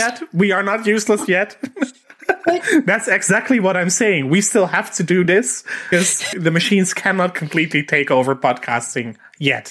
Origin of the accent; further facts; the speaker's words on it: Netherlands; I'm Dutch